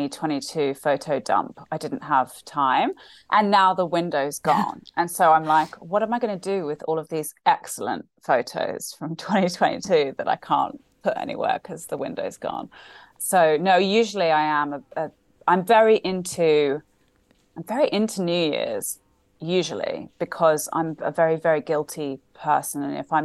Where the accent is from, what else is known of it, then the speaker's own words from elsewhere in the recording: Sydney, New South Wales, Australia; I am Australian. I grew up in Sydney. My dad is Australian, my mum's British, so I grew up in Sydney, went to school there, considered myself Australian. Just I lost my accent.